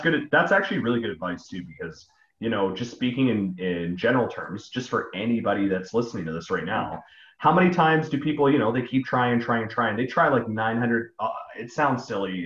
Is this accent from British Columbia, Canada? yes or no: yes; Vancouver, British Columbia, Canada; we're we're actually from Vancouver. So we have um, we have a very general accent